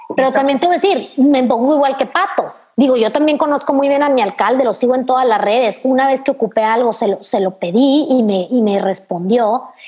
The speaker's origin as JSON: {"language": "Spanish", "town": "Delicias", "region": "Chihuahua", "country": "Mexico", "tie": "born or raised there", "said": "Delicias, que es mi municipio donde yo nací"}